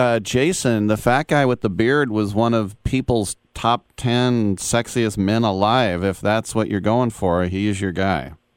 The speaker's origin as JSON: {"language": "English", "town": "Richmond", "region": "California", "country": "United States", "also_born_or_lived": "Oakland, California", "said": "My mom's from Richmond. I'm from Richmond. Uh, pretty much East Bay all the way."}